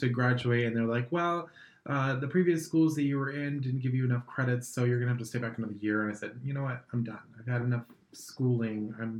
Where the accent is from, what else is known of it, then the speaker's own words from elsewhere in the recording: Amherst, Massachusetts, United States; moved away as an adult; also born or lived in Boston, United States; now in Los Angeles, United States; I grew up in Amherst.